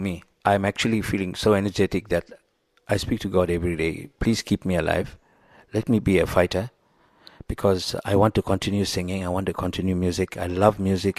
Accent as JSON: {"language": "English", "country": "South Africa", "said": "as a foreigner, as a South African"}